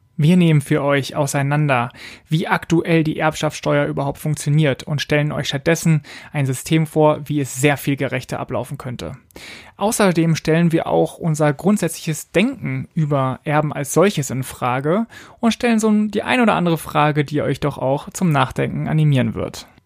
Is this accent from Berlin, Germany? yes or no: yes; Berlin, Germany; moved away as an adult; bin jetzt wieder in Berlin, in meiner Geburtsstadt.